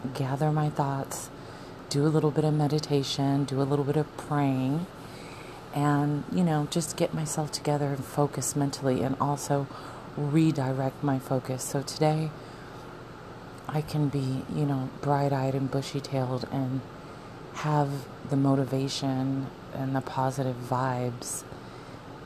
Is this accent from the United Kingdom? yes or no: no; Arizona, United States; moved away; I'm from Arizona. Me and my husband were from Arizona